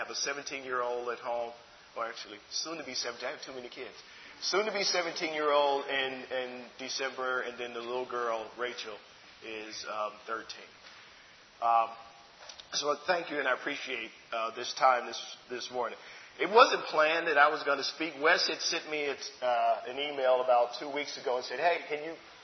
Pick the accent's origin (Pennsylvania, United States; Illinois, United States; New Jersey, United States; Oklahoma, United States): Illinois, United States; Chicago; I grew up in Chicago. I was born there.